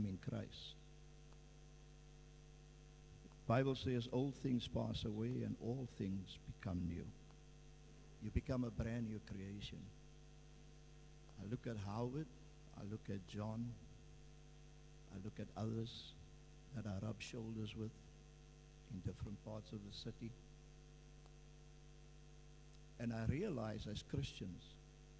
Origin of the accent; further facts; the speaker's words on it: Cape Town, Western Cape, South Africa; also born or lived in Vanguard Estate, Cape Town; I was born in Boerkop, and we all had to leave the city. We moved into a place that the city organized and built some houses